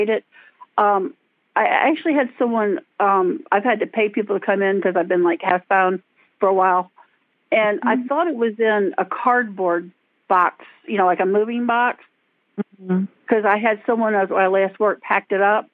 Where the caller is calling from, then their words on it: Maryland, United States; I'm calling you from Maryland, near Washington's capital